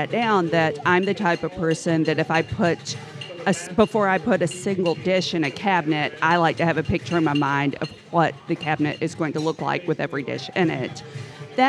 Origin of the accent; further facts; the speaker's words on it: Prestonsburg, Kentucky, United States; I grew up outside of Prestonsburg, near Pikeville.